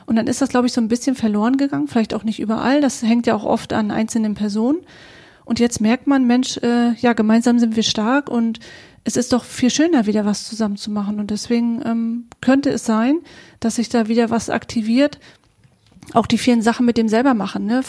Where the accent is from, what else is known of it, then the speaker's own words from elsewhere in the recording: Western Pomerania, Mecklenburg-Vorpommern, Germany; moved away; Wir kommen beide aus Vorpommern und hatten beide unsere Dreiviertelstunde, Stunde zu fahren, bis wir auf der Insel Usedom war